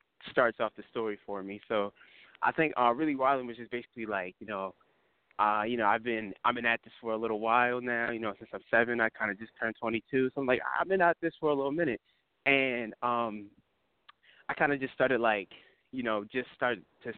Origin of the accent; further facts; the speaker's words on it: New Jersey, United States; I'm from New Jersey. I'm saying born and raised. I've been here my entire life